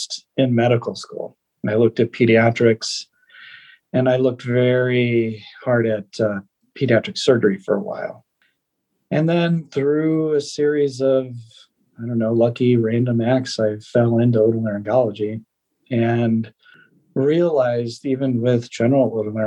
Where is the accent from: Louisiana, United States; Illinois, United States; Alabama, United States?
Illinois, United States; Northern; moved away as an adult; also born or lived in Iowa / Atlanta; now in Colorado, United States; I grew up in Northern Illinois and went to the University of Iowa